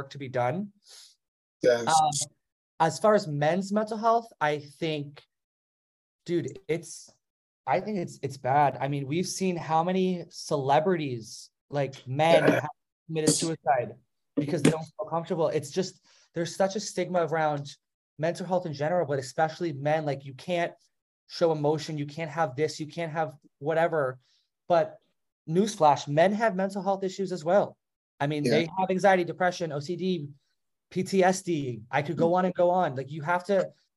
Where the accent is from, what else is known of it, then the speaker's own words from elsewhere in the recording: New Jersey, United States; now in South Carolina, United States; I grew up in New Jersey, and it was a very, like, diverse area